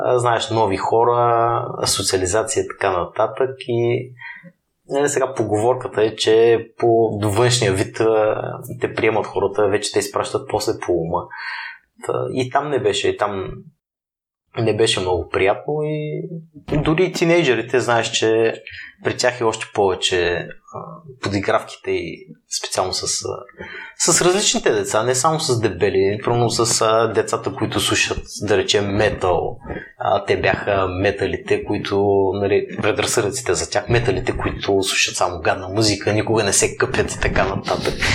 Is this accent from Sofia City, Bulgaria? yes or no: no; Burgas, Burgas Province, Bulgaria; moved away; аз съм от Бургас родом